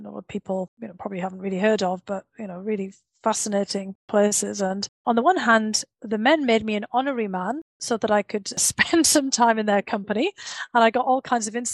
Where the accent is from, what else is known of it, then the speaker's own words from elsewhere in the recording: Bishop Auckland, North East England, United Kingdom; moved away as an adult; also born or lived in St Andrews, Scotland / United States; my hometown of Bishop Auckland had one of the last Roman forts